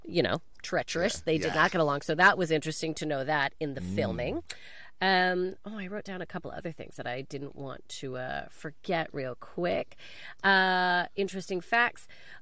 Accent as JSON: {"language": "English", "country": "Canada", "said": "Keanu's Canadian, just so you know, everyone, that. As a Canadian."}